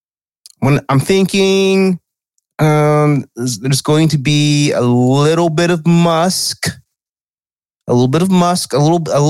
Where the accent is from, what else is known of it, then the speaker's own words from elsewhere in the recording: the South, United States; Growing up in the South